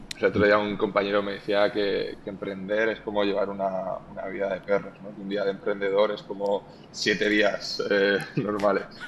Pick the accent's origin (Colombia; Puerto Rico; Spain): Spain; moved away; also born or lived in Valencia / United States; crecí en un pueblo muy pequeño del interior